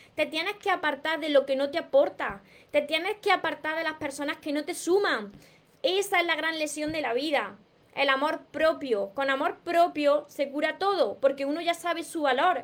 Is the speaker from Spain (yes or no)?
yes; Córdoba, Andalusia, Spain; soy de Córdoba. Por eso me como la S. Por eso hablo de esta manera